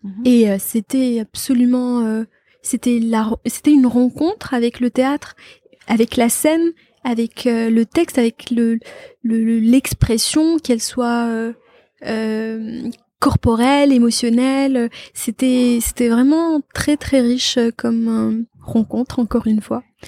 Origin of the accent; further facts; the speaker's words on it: Batna, Batna Province, Algeria; also born or lived in Constantine / Algiers; je suis née à Constantine, mais pour euh, pour des soucis administratifs, mon père m'a inscrite à Batna